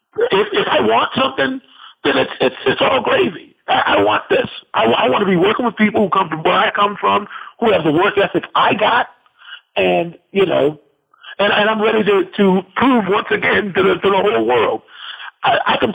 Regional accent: Midwest, United States; I'm a Midwesterner

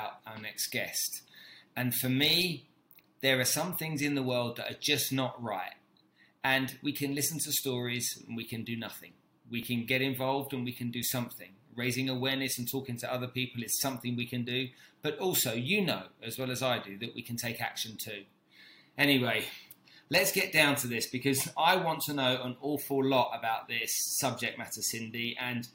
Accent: United Kingdom; being British

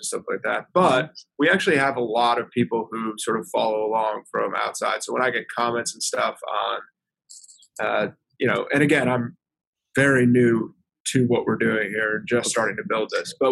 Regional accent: upstate New York, United States; moved away as an adult; also born or lived in Philadelphia, Pennsylvania; now in Bethesda, United States; Originally, way up in upstate New York where they keep the cows

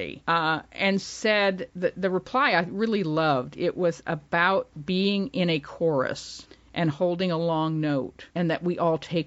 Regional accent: Ravenna, Ohio, United States; Ohio, which is my state of birth. I was born in Ravenna

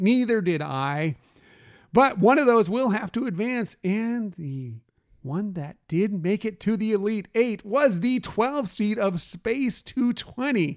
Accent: California, United States; I grew up in California

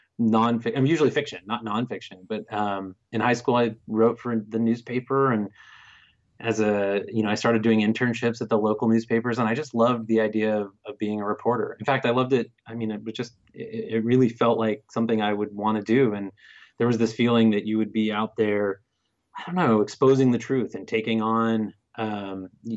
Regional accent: Bay Area, California, United States; I'm from the Bay Area

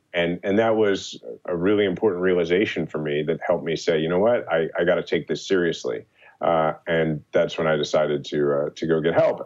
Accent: Kansas City, Missouri, United States; my hometown, Kansas City

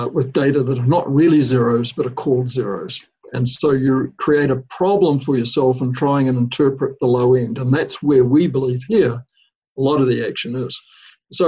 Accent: New Zealand; now in United States; the country that I grew up in New Zealand

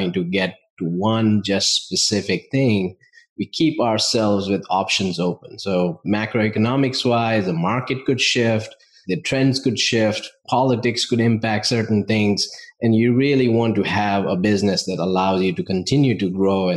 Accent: India; moved away as an adult; now in United States; I grew up in India, family of business owners.

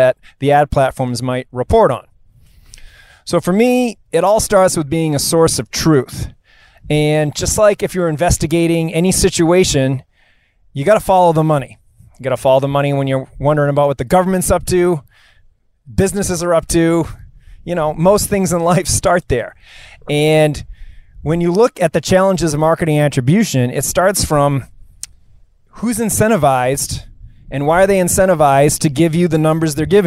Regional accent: Marblehead, Massachusetts, United States; I'm coming to you here live from Gary Island on Marblehead, Massachusetts, my hometown

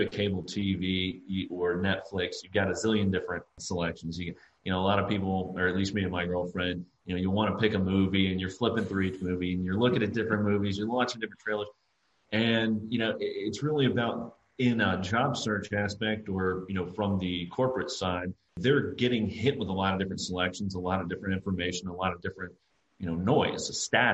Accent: South Carolina, United States; I'm from South Carolina. I went to school here

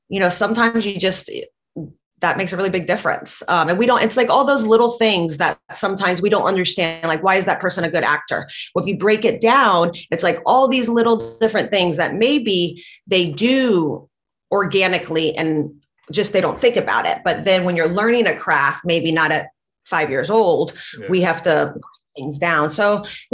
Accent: Latvia; English is a second language; moved away; I grew up in Latvia

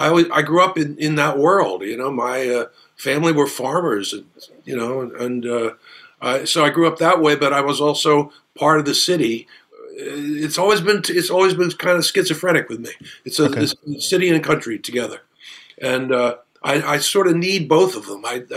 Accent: Pottstown, Pennsylvania, United States; I've always sort of had one foot in the country and one foot in the city. I didn't grow up in Philadelphia. I grew up in Pottstown, you know, out in Chester County.

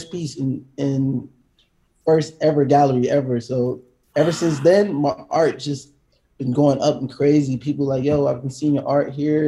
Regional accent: Atlanta, Georgia, United States; moved away as an adult; also born or lived in Decatur, Georgia; now in Los Angeles, United States; I grew up in Atlanta, Georgia, and Decatur

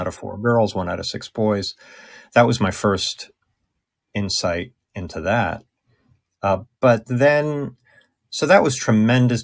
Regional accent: Long Island, New York, United States; I was from Long Island.

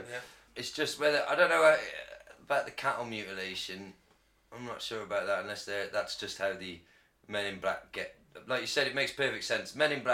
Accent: United Kingdom

